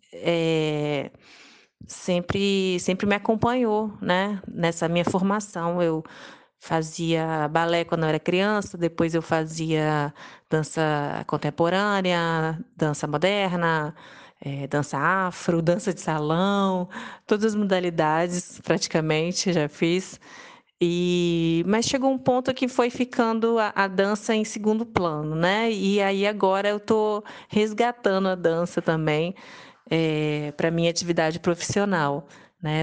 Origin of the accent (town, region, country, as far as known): Serra, Espírito Santo, Brazil; born or raised there; also born or lived in Vitória, Espírito Santo / France / Cachoeiro de Itapemirim, Espírito Santo